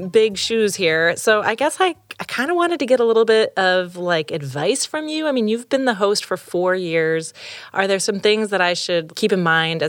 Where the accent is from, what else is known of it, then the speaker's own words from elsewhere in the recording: San Francisco, California, United States; I grew up in the Richmond district of San Francisco. So, you know, the ocean's only like 2 miles away